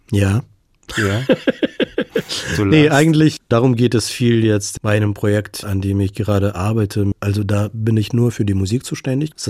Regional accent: Ukraine; weil es mir wichtig ist, dass man mich als Ukrainer sieht, mhm. weil ich mich als Ukrainer bekenne.

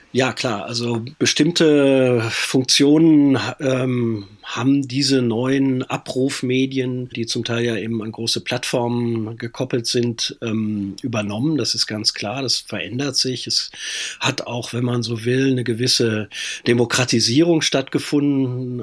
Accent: WDR broadcast area, North Rhine-Westphalia, Germany; Also ich bin äh, im Sendegebiet des WDR groß geworden

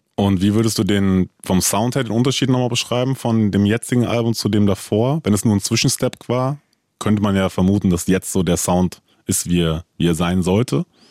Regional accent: Frankfurt, Hesse, Germany; ich bin auch in Frankfurt groß geworden

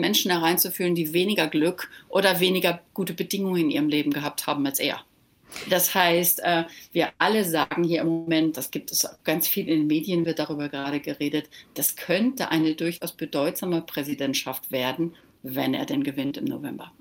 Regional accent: Germany; moved away as an adult; now in Malibu, United States; als Deutscher

